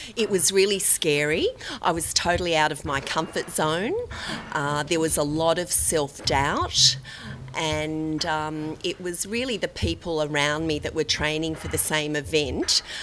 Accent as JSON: {"language": "English", "town": "Sydney", "region": "New South Wales", "country": "Australia", "said": "I'm from Bondi, Sydney, Australia."}